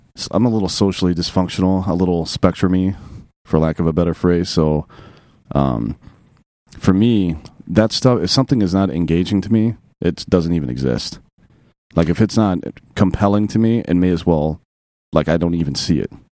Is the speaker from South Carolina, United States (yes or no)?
yes; upstate South Carolina, United States; also born or lived in Oregon; I'm from upstate South Carolina near Clemson University